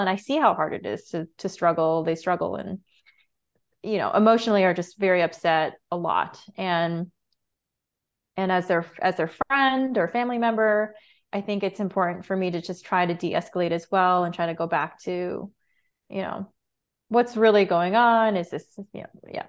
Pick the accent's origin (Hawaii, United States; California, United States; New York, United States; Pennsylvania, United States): New York, United States; Rosendale; I grew up in Rosendale, New York